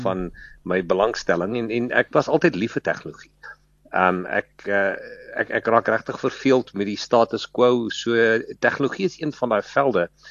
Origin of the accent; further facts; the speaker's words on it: Western Transvaal, North West, South Africa; first language Afrikaans; ek ek ek kom maar uit die Wes-Transvaal uit